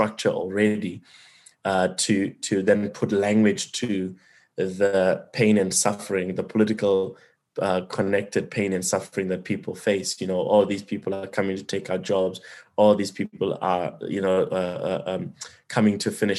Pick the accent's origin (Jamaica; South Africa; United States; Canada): South Africa; as a South African